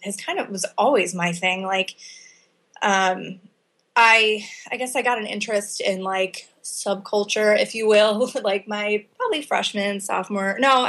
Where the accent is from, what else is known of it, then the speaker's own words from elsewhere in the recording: Illinois, United States; In the Chicago area. So my parents are both from Chicago, moved to the suburbs when I was a kid.